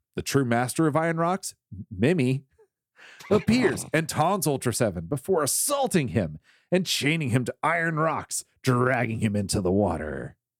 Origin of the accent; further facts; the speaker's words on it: the South, United States; I'm from the South.